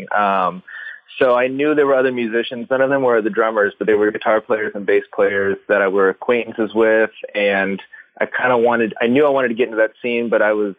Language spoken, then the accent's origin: English; Antelope, California, United States; moved away as an adult; also born or lived in Los Angeles; I'm from Northern California in a little town called Antelope, which is about half an hour north of Sacramento